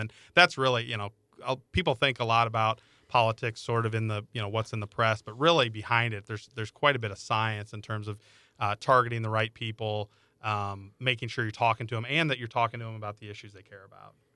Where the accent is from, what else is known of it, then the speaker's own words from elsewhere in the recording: Iowa, United States; I grew up in Iowa